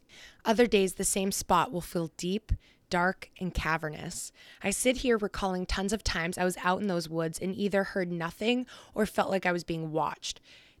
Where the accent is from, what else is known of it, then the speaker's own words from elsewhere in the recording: southern New Hampshire, United States; we're from New Hampshire, if you didn't know that already. We're from Southern New Hampshire.